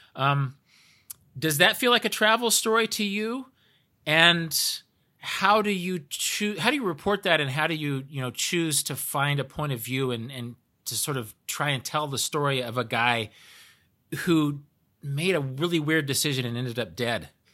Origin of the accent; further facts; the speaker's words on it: United States; I'm an American